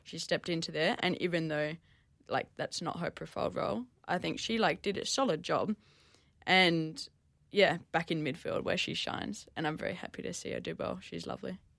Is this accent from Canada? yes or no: no; Perth, Western Australia, Australia; now in Melbourne, Australia; I grew up in Perth